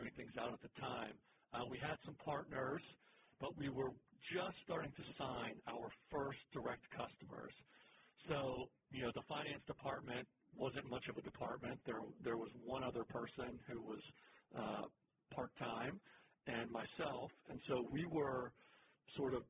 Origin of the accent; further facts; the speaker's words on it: Pittsburgh, Pennsylvania, United States; moved away as an adult; now in Atlanta, United States; I'm from Pittsburgh originally, but I came down to Atlanta.